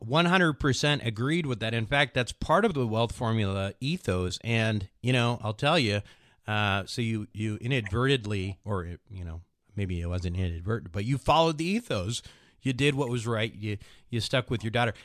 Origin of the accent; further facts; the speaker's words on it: Minnesota, United States; accent: Midwestern; speak like a slow Midwestern guy like I am. I'm from Minnesota